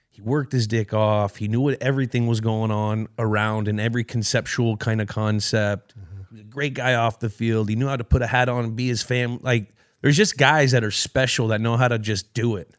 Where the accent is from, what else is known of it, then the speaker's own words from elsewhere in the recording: California, United States; I grew up playing soccer in California